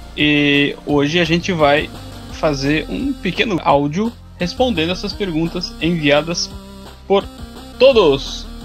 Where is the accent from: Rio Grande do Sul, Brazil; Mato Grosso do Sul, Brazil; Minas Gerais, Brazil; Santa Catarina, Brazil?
Santa Catarina, Brazil; Joinville; also born or lived in Balneário Camboriú; eu sou de Joinville, Santa Catarina. Meio Joinville, meio Balneário Camboriú